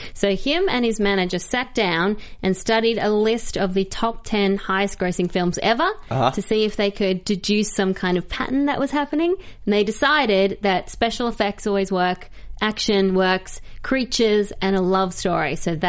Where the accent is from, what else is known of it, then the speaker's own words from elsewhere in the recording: Australia; in Australia, we obviously don't celebrate the American Independence Day on July 4.